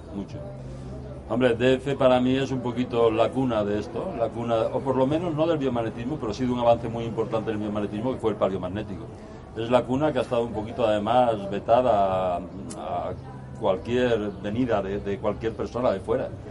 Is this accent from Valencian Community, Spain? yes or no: no; Seville, Andalusia, Spain; soy de Sevilla, es una ciudad que hay en el sur de España.